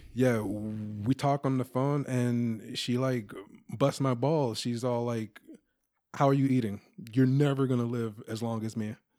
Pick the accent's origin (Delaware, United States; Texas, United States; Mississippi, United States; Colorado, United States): Mississippi, United States; Moss Point; now in Sacramento, United States; I'm from Moss Point, Mississippi.